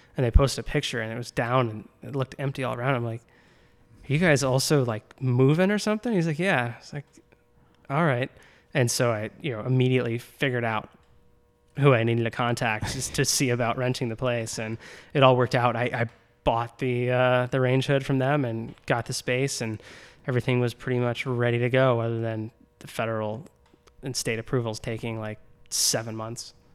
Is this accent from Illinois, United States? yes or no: yes; Naperville, Illinois, United States; moved away as an adult; also born or lived in Champaign / Washington, D.C.; I grew up in Naperville.